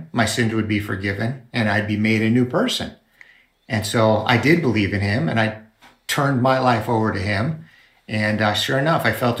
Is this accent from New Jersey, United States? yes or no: no; Connecticut, United States; Originally Connecticut